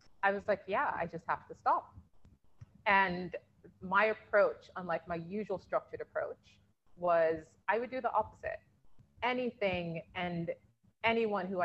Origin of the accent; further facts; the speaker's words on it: United Kingdom; I'm British Nigerian